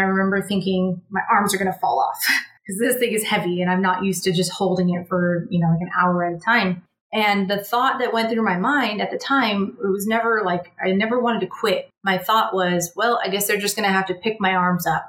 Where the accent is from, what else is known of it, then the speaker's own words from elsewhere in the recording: California, United States; moved away as an adult; I'm from California, and I went to boot camp in South Carolina